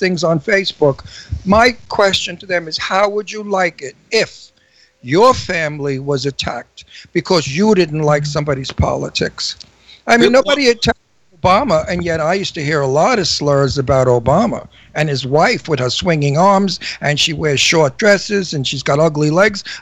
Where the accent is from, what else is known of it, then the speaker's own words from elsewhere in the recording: New York City, New York, United States; also born or lived in Northern New Jersey / Doylestown, Pennsylvania; now in Palm Springs, United States; I was born in Brooklyn. And I was raised in Brooklyn part of my life